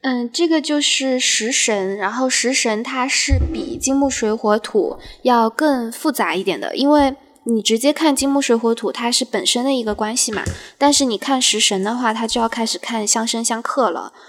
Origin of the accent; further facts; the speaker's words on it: China; 我们中国人讲究的就是这个